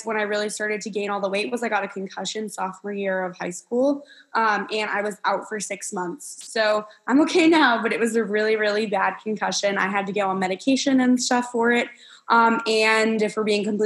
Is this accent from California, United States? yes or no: no; New Jersey, United States; moved away as an adult; now in Kentucky, United States; I'm originally from New Jersey and I ended up going to school at the University of Kentucky